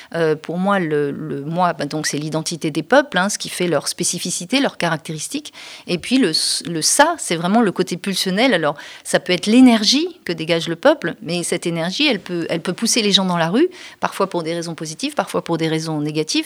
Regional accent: France; notre identité en tant que Français n'était pas suffisamment forte

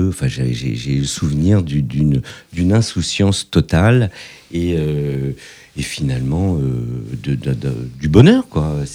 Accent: Morocco; born there; Et je suis né au Maroc le 16 octobre 1963.

